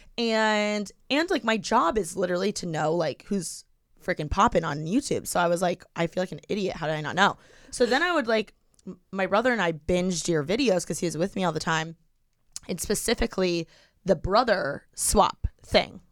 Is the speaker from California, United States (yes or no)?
no; Bloomington, Indiana, United States; moved away as an adult; now in Los Angeles, United States; I'm from Bloomington.